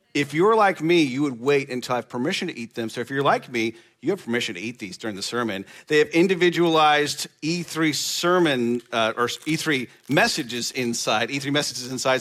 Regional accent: Nebraska, United States; moved away; I'm from Nebraska

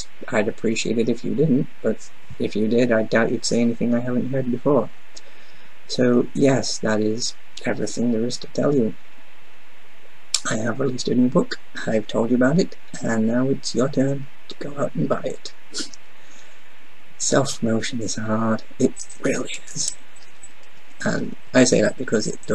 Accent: United Kingdom; being a British guy

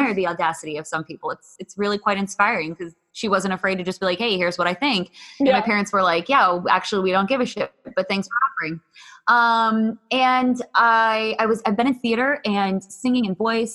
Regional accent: Pittsburgh, Pennsylvania, United States; I grew up in Pittsburgh and grew up suburbs

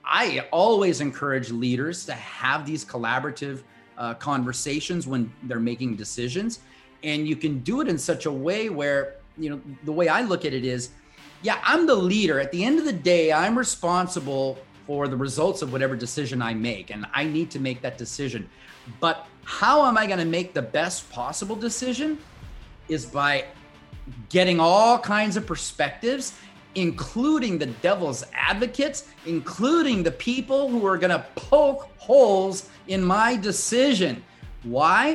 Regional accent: Compton, California, United States; moved away as an adult; also born or lived in India / Brazil / Mexico; I grew up in a small town south of Los Angeles, California. Not many people have heard of it. Compton, California

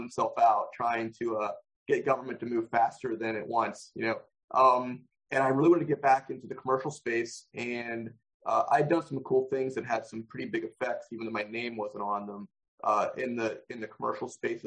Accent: Pittsburgh, Pennsylvania, United States; moved away; also born or lived in Maryland, D.C. area; Pittsburgh, my hometown

